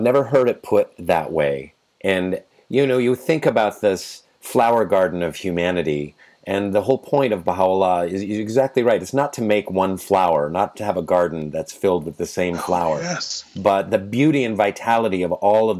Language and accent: English; United States; So I, as an American